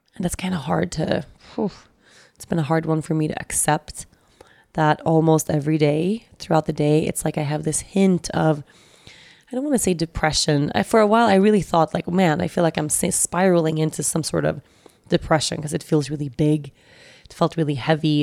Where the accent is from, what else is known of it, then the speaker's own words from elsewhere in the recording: Sweden; moved away; also born or lived in Costa Rica; Sweden, which is my, my home country